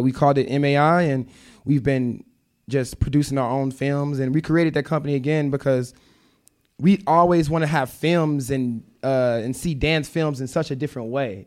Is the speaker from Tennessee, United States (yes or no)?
yes; Memphis, Tennessee, United States; moved away as an adult; I moved from Memphis when I was nineteen